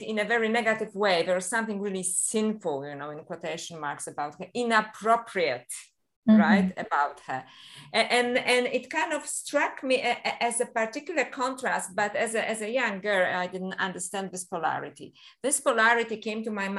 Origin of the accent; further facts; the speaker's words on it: Poland; moved away; I was a little girl and I was brought up in Catholic Poland